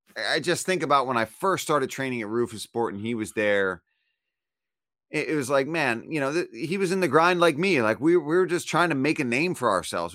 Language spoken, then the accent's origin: English; Philadelphia, Pennsylvania, United States; I'm from Philly